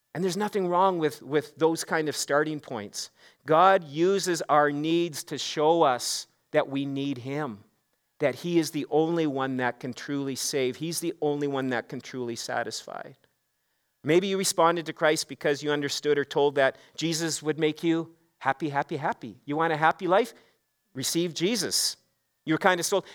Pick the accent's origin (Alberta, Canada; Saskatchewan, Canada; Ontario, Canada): Saskatchewan, Canada; also born or lived in Regina; I grew up in Saskatchewan. I'm a Saskatchewan boy